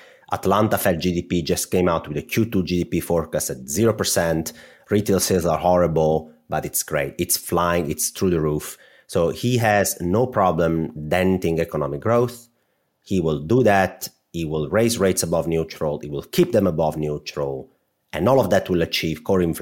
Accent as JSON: {"language": "English", "country": "Italy", "accent": "Italian", "said": "I'm going to say this with my Italian accent"}